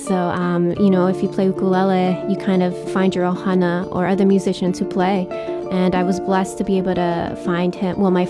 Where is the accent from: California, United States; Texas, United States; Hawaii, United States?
Hawaii, United States; I grew up living in Hawaii